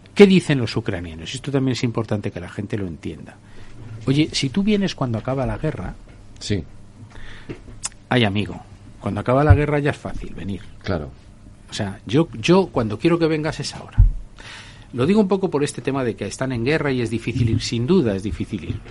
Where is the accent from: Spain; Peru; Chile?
Spain